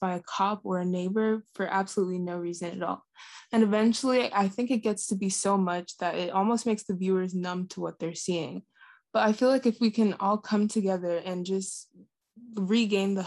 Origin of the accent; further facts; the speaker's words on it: New Jersey, United States; I'm from New Jersey